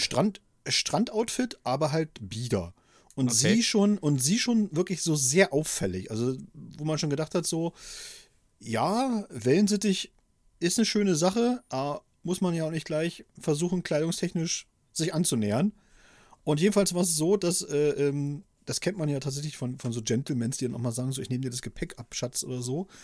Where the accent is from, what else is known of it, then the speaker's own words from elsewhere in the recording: Thuringia, Germany; moved away; in meiner Heimatstadt zum Beispiel, was ja immerhin damals auch eine Kreisstadt war, in Thüringen